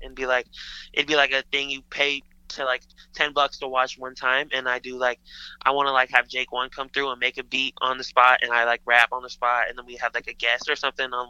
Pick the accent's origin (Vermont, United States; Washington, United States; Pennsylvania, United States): Washington, United States; Seattle; born or raised there